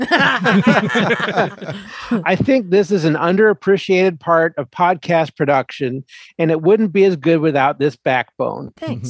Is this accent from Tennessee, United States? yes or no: no; Philadelphia, Pennsylvania, United States; I'm a Philly boy